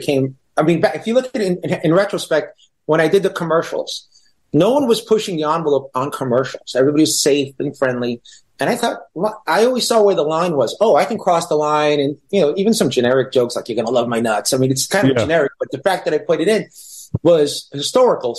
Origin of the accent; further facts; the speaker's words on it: New York City, New York, United States; also born or lived in Israel; I grew up in Brooklyn